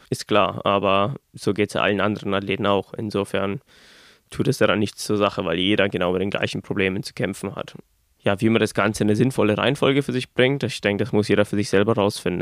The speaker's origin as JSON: {"language": "German", "country": "Germany", "said": "bei uns in Deutschland"}